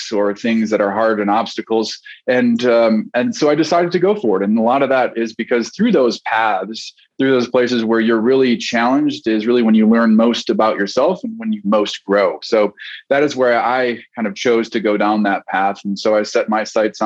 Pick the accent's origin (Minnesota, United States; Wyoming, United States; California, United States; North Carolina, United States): Minnesota, United States; originally born and raised in Minnesota, land of the frozen tundra. I grew up there as well.